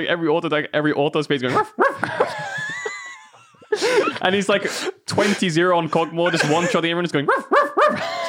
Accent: United Kingdom; moved away; maybe it's because I grew up in a British culture

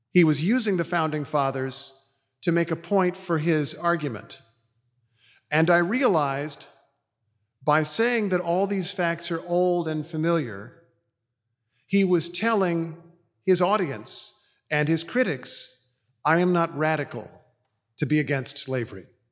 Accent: Indiana, United States; mostly in my home state of Indiana

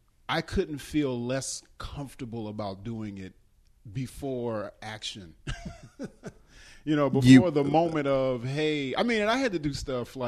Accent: Chicago, Illinois, United States; moved away as an adult; also born or lived in New York; we came from Chicago where improv was big

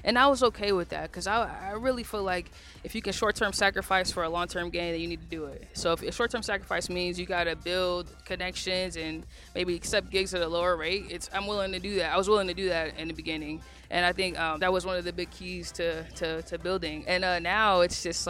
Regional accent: Phoenix, Arizona, United States; I'm a kid from South Phoenix

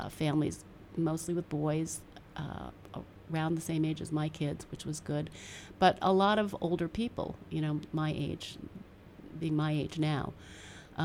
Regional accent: Newton, Massachusetts, United States; also born or lived in Watertown, Massachusetts; now in Belmont, United States; Having grown up in Newton

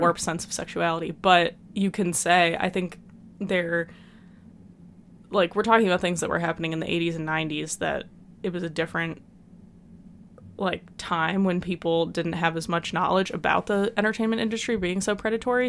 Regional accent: United States; as an American

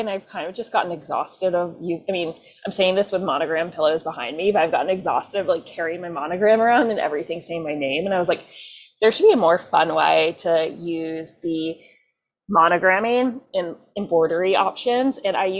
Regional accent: Durham, North Carolina, United States; now in New York, United States; I'm from Durham, North Carolina.

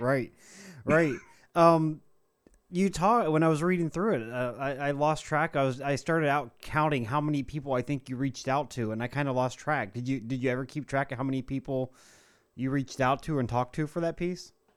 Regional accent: Ohio, United States; I grew up in Ohio, but we had cable

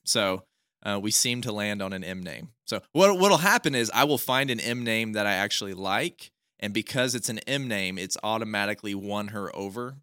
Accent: Northeast Oklahoma, United States; also born or lived in Stillwater, Oklahoma; I'm from Northeast Oklahoma. I've lived in Stillwater for a good chunk of my life now, actually almost over half my life

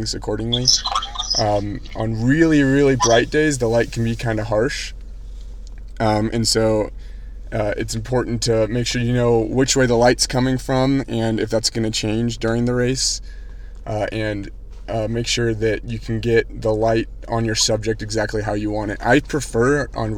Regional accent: Austin, Texas, United States; my hometown

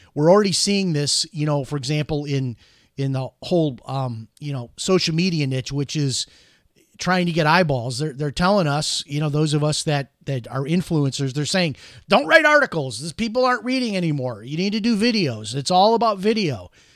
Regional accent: Chicago, Illinois, United States; now in Orlando, United States; growing up in Chicago

